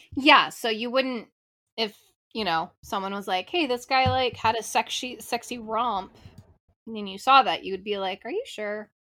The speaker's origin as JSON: {"language": "English", "region": "California", "country": "United States", "said": "I'm from California"}